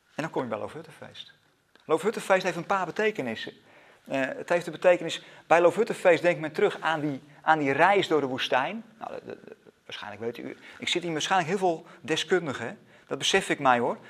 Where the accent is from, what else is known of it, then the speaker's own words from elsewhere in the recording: Netherlands; als Nederlanders